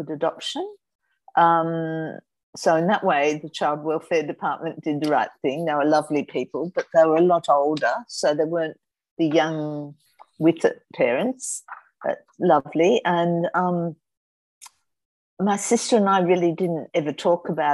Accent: Sydney, New South Wales, Australia; I was born in December 1953, Crown Street Women's

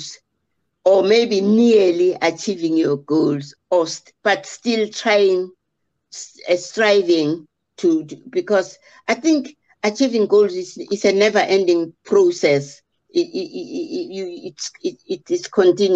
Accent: South Africa; English is a second language; I'm from South Africa

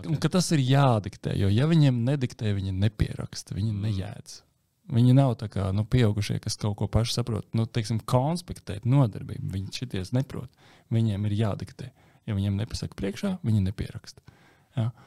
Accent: Latvia

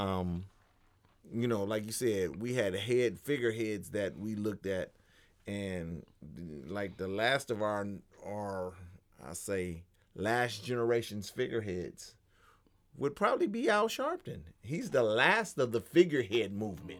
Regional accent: Los Angeles, California, United States; me growing up in Los Angeles

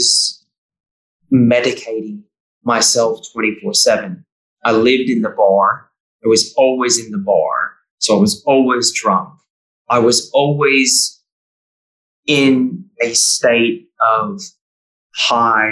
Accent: Bay Area, California, United States; moved away as an adult; also born or lived in New South Wales, Australia; now in Victoria, Australia; where I grew up in the Bay Area

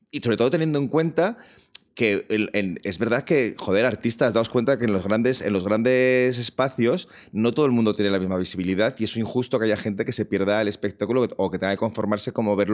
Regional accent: Madrid, Community of Madrid, Spain; Yo es que me he vacunado en mi hospital como buen madrileño.

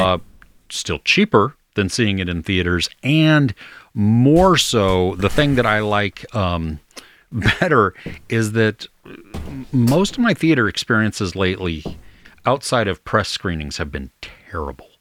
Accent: United States; as an American

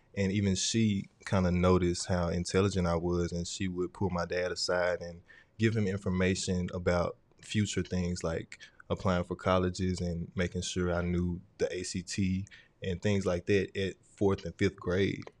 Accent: Vicksburg, Mississippi, United States; also born or lived in Port Gibson, Mississippi; I was born in Vicksburg, but my family raised me in Port Gibson for a short time

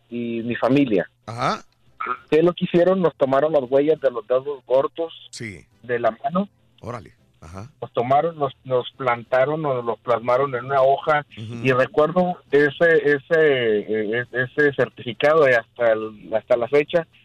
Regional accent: Mexico; moved away; yo nací, crecí hasta cierto tiempo en México

